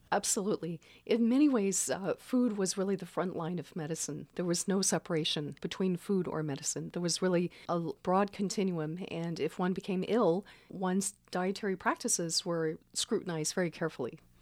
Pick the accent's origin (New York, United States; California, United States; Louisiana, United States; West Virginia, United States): Louisiana, United States; Baton Rouge; now in Santa Cruz, United States; I grew up in Baton Rouge.